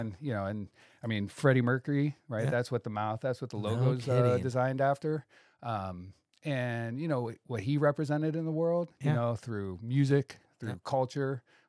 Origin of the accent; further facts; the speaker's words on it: Akron, Ohio, United States; I grew up poor in Akron, Ohio, with a single mother.